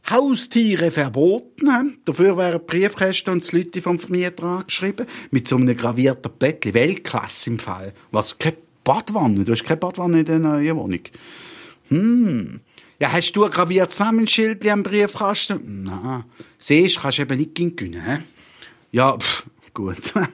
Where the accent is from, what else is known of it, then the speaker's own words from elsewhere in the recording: Toffen, Bern, Switzerland; born there; Ich bin Schweizer und muss ausgeschaffen werden. Eigentlich. Hä? Wie, wie was jetzt? Ja, eben. Habe ich, habe ich doch vorne schon gesagt, ich bin in Toffen geboren. Toffen, Gürbenteil, verstehst du?